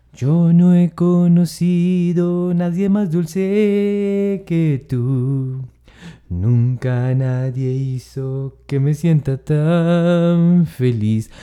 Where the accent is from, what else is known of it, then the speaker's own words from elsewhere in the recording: Tolima, Colombia; los hombres tolimenses somos los más románticos del país.